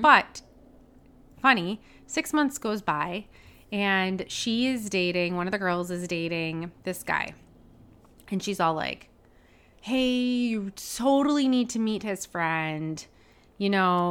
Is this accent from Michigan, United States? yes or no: yes; Detroit, Michigan, United States; moved away as an adult; also born or lived in Ohio; now in Milwaukee, United States; I'm from the Detroit area, but I'm actually moving to Milwaukee.